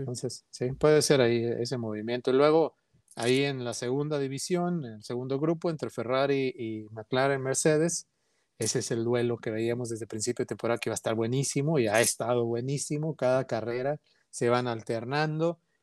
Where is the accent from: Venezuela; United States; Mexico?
Mexico; somos como mexicanos muy orgullosos